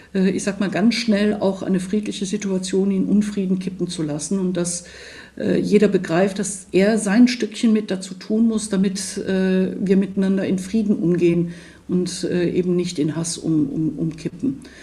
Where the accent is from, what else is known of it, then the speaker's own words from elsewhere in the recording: Aachen, North Rhine-Westphalia, Germany; Ich bin in der Grenzregion groß geworden. Ich komme aus Aachen, direkt an der belgisch-niederländischen Grenze